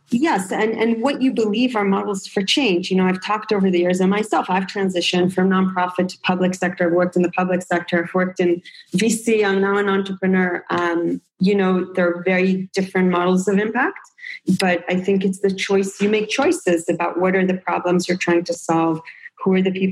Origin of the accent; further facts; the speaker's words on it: Israel; also born or lived in United States; I grew up like in, I'm an in between person. I grew up in Israel and the US.